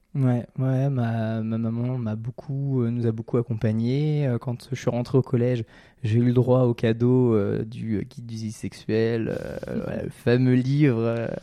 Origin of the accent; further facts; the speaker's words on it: Seine-et-Marne, Île-de-France, France; je viens de la Cambrousse, mhm. euh, je, viens du, d'un, petit blé de, Seine-et-Marne